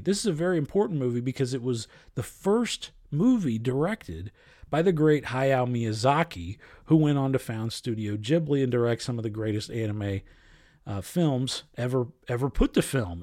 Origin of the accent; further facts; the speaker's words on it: Ohio, United States; I'm a Midwesterner all the way through, lived in Ohio my entire life